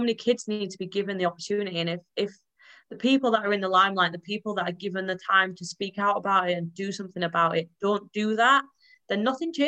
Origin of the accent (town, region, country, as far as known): Yorkshire and the Humber, United Kingdom